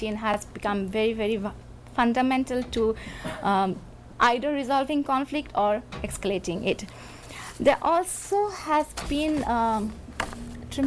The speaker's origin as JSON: {"language": "English", "region": "Assam", "country": "India"}